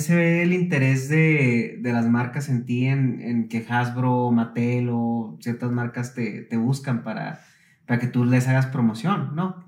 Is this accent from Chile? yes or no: no; northern Mexico, Mexico; yo soy del norte de la República